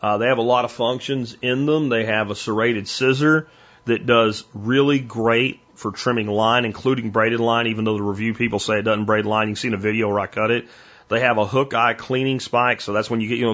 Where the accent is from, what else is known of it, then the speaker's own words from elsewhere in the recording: Pennsylvania, United States; I'm from Pennsylvania